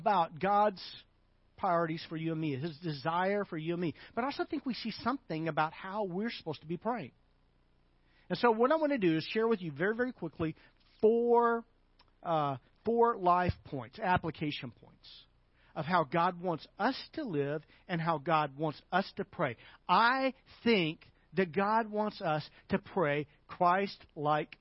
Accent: Arkansas, United States; I'm from Arkansas

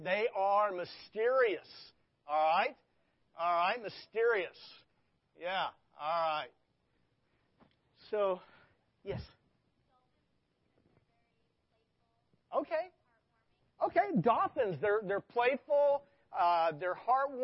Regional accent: Arkansas, United States; moved away; I grew up in Arkansas.

